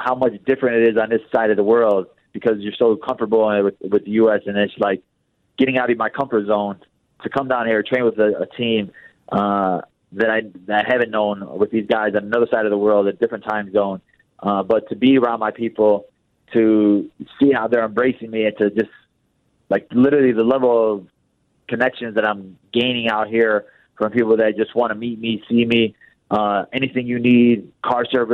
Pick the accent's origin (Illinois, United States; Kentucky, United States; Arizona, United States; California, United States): Illinois, United States; Chicago; I'm from Chicago